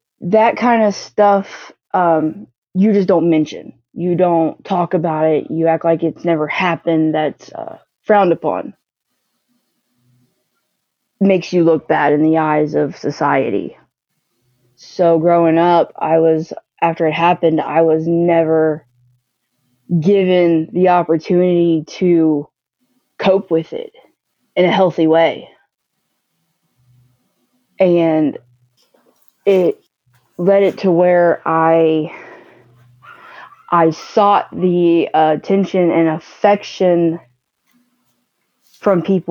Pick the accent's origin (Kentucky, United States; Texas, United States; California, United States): Kentucky, United States; I was born and raised in Kentucky. Lived here my whole life.